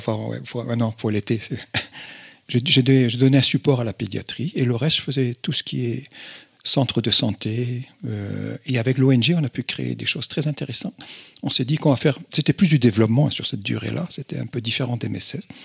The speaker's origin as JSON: {"language": "French", "region": "Brittany", "country": "France", "also_born_or_lived": "North Benin", "moved": "yes", "said": "je suis breton de tiens, mes, mes origines bretonnes"}